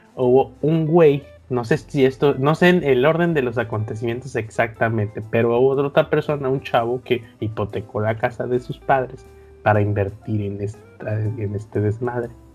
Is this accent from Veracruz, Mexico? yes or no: yes; Veracruz, Mexico; por acá de Veracruz